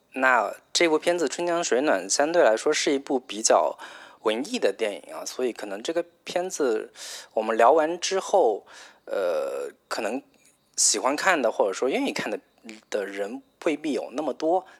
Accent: Zhejiang, China; 作为一个浙江人

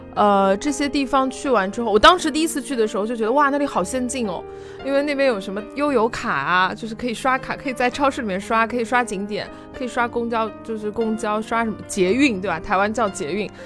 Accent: China; 就是我们现在可能年轻人，就大陆年轻人

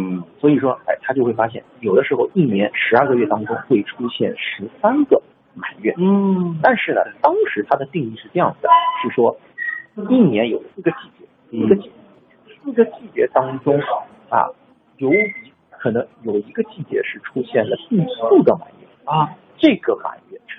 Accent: China; 其实呢，他的那种称呼呢，其实我们中国人对这个还并不陌生，因为我们对朔望月这个周期是非常熟悉。

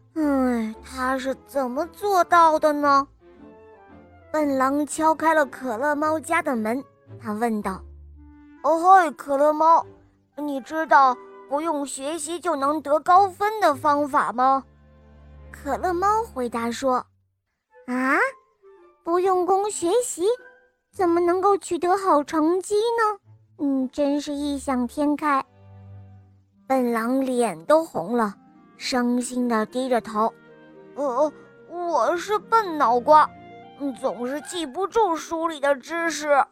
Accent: Zunyi, Guizhou, China; 我五岁了，我来自增业

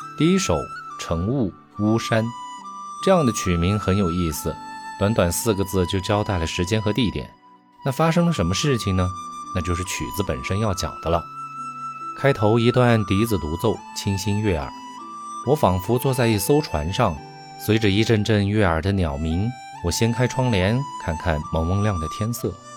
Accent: Yunnan, China; 我家乡云南

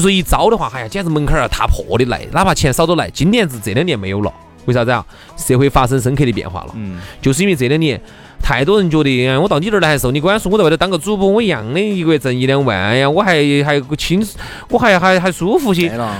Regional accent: Chengdu, Sichuan, China; 我们成都人

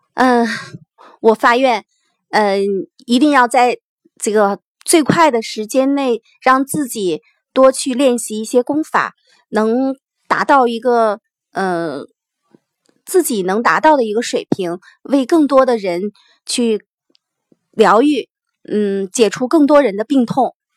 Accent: Xi'an, Shaanxi, China; 刚好也是在我的，呃，住的地方，在家乡开嘛

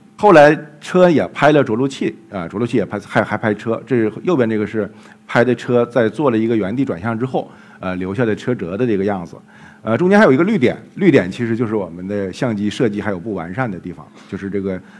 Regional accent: Jilin, China; moved away; 后来我们又到了吉林，也是我的家乡

